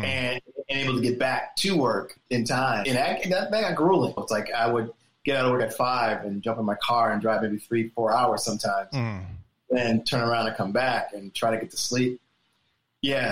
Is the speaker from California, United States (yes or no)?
no; Springfield, Massachusetts, United States; I come from Springfield, Massachusetts.